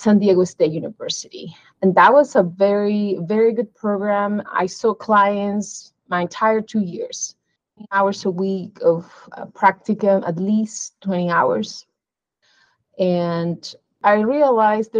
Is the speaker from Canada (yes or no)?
no; Peru; moved away as an adult; also born or lived in Missouri; now in Arizona, United States; I was born in Peru, but I came to the U.S. as an international student for my undergraduate education